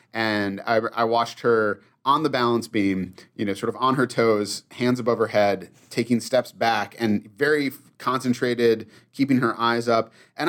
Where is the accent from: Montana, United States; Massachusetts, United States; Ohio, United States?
Massachusetts, United States; I did not when I was growing up. When I was a kid, I liked it to either be snowy and picturesque. I grew up in Massachusetts